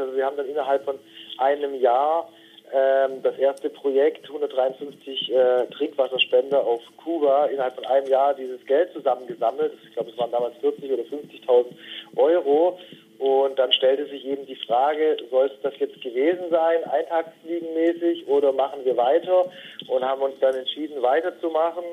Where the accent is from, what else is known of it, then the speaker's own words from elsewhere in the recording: near Stuttgart, Baden-Württemberg, Germany; moved away as an adult; also born or lived in northern Germany; Wir sind äh, in der Nähe von Stuttgart gemeinsam aufgewachsen